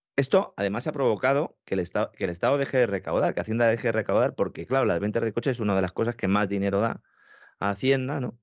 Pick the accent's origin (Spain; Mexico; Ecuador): Spain; Nosotros, en España